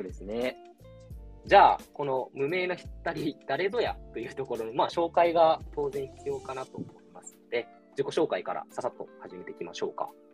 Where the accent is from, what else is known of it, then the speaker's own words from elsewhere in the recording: Aichi, Japan; now in Shizuoka, Japan; 僕が静岡にいるので、ちょうど地元愛知と東京の中間にいる